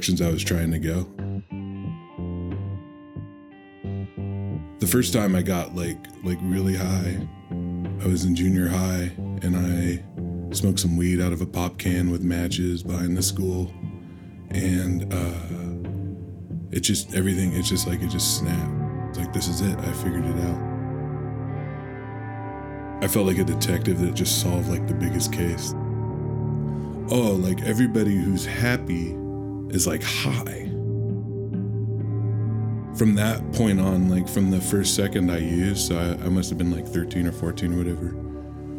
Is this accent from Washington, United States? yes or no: yes; Olympia, Washington, United States; I'm from Olympia, Washington.